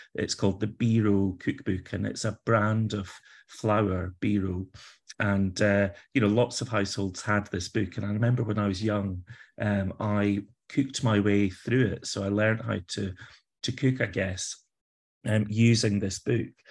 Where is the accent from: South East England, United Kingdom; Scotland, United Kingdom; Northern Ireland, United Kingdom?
Scotland, United Kingdom; Kilpatrick Durham; now in Edinburgh, United Kingdom; I grew up in Scotland. I've not always lived here, but, uh, I did grow up in Scotland, a, a tiny little town, um, village really called Kilpatrick Durham is where I was born.